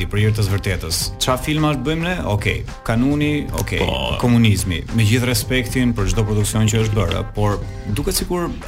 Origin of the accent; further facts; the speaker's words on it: Albania; për ne si shqiptar